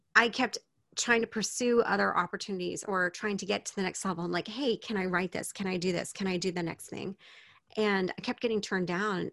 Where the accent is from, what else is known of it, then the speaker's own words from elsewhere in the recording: United States; moved away as an adult; now in Japan; I speak English. I'm American. I've lived in Japan